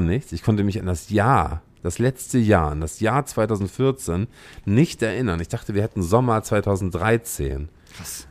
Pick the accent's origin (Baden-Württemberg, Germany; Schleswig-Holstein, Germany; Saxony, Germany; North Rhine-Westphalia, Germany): Schleswig-Holstein, Germany; Lübeck; moved away as an adult; also born or lived in Berlin; Ich bin Lübecker. Ich komme aus Lübeck hm. ursprünglich.